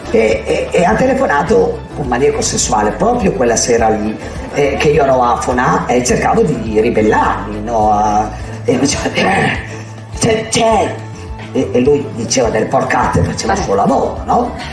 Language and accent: Italian; Poviglio, Emilia-Romagna, Italy; Io vengo da un paese piccolissimo, vengo da Poviglio, della Valpadana un paese dove non c'è niente, dove le alternative sono l'alcol, la droga, il furto e la prostituzione.